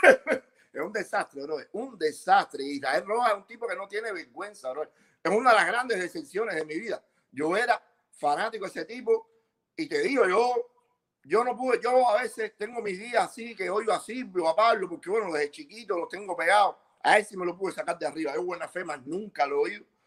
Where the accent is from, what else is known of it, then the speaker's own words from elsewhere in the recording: Bejucal, Mayabeque, Cuba; moved away; also born or lived in Las Vegas; yo soy de La zona de Bejucal